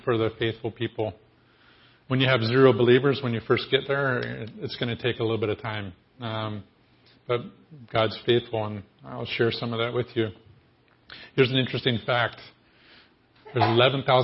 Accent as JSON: {"language": "English", "region": "Ohio", "country": "United States", "also_born_or_lived": "Vermont", "said": "I'm from Ohio"}